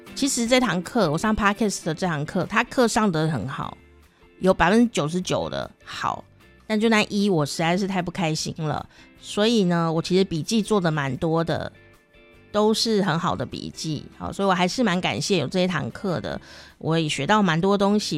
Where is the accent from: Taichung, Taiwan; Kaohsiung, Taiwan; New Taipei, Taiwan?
Taichung, Taiwan; accent: Taichung accent; 你现在听我讲有什么腔调吗？是吧？台中腔是不是？对啊